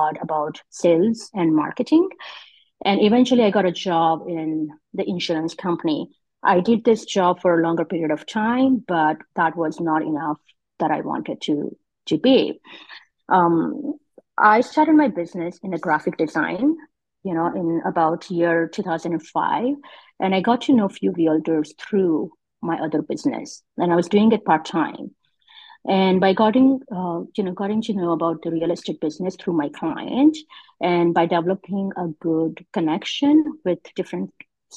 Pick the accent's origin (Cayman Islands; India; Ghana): India; moved away as an adult; now in Canada; I migrated in Canada about 18 years ago, and I'm originally from India